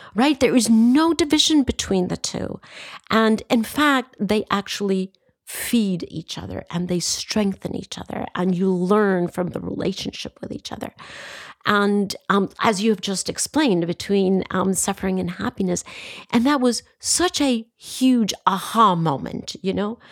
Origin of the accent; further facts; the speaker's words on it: Costa Rica; I come from Costa Rica